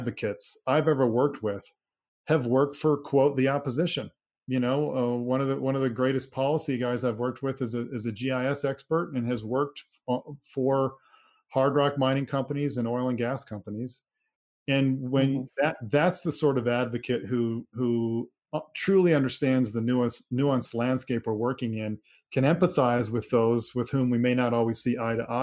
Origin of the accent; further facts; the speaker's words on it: Minnesota, United States; I grew up in Minnesota